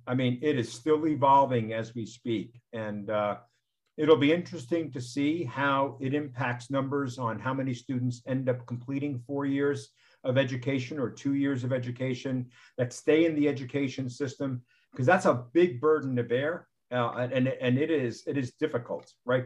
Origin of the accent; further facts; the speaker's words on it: New York, United States; I was born in New York